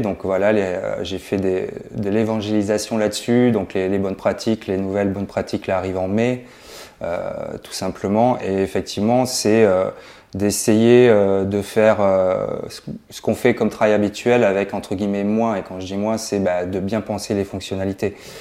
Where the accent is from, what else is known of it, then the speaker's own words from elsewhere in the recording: Toulouse, Occitania, France; je suis toulousain.